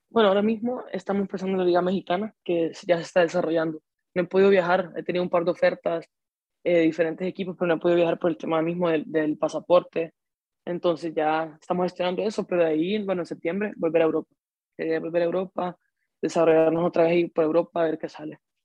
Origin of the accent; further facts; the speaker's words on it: Honduras; al ser hondureño